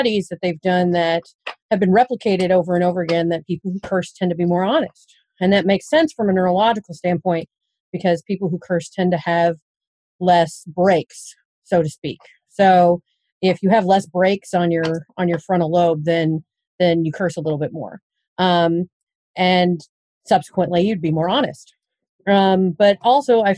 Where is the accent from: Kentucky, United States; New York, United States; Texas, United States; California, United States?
Kentucky, United States; moved away as an adult; also born or lived in Durham, North Carolina; now in Vincennes, United States; I'm originally from Kentucky.